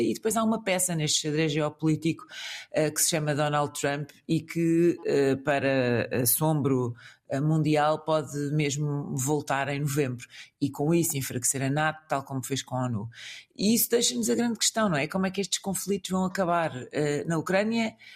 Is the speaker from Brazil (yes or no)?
no; Portugal; que sou português